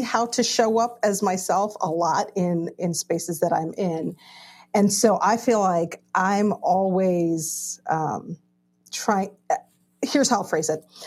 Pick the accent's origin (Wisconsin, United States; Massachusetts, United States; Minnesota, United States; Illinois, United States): Illinois, United States; Chicago; I grew up in Chicago